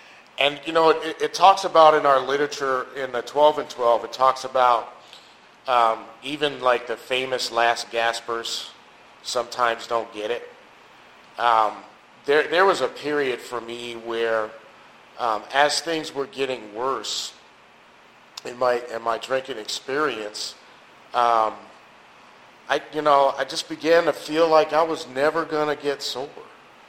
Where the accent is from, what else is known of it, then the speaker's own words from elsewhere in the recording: New York City, New York, United States; I'm originally from New York City. Lived a lot of places.